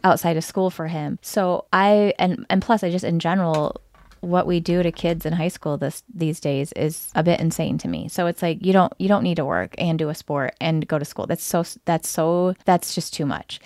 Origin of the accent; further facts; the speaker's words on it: Lansing, Michigan, United States; also born or lived in Metro Detroit area; I grew up in the Lansing area where it's a G M heavy area.